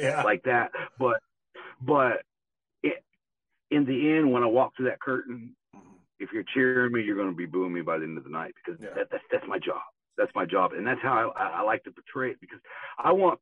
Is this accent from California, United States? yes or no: no; Tulsa, Oklahoma, United States; I grew up here in Tulsa, Oklahoma